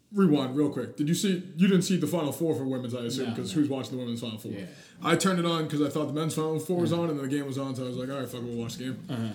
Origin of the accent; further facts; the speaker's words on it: Boston, Massachusetts, United States; I'm from Boston all day.